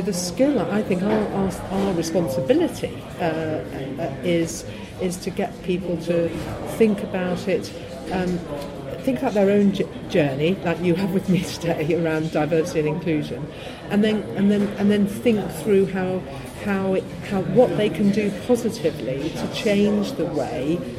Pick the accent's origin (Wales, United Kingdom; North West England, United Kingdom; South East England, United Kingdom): North West England, United Kingdom; Liverpool; now in London, United Kingdom; I was growing up in Liverpool